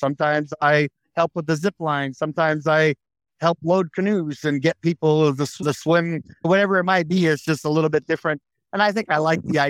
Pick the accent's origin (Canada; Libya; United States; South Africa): United States; New Hampshire; moved away; also born or lived in Maine; But a lot of my enjoyment was where I'm from, New England. So I grew up in New Hampshire.